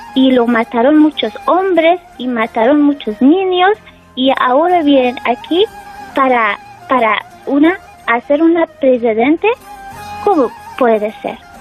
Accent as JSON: {"language": "Spanish", "country": "Afghanistan", "second_language": "Spanish", "moved": "yes", "lives_now": "Spain", "said": "está mi familia en mi país y estoy aquí"}